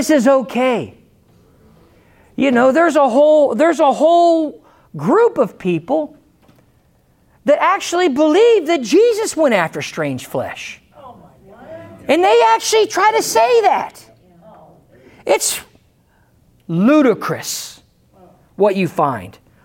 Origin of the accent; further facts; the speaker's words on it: United States; I'm American, but I'm Christian first. I'm American second.